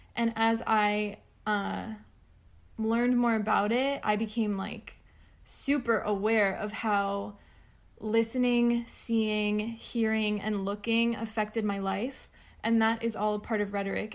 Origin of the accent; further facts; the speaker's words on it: South Florida and North Florida, United States; now in Memphis, United States; right now, I am based in West Tennessee in the Memphis area, but I come from South Florida and North Florida